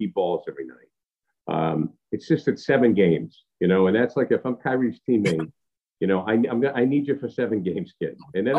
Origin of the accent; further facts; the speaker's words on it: Mexico, Maine, United States; But I fell in love in basketball in 1974 in the sixth grade in John Bernard's social studies class at the Mexico Maine Elementary School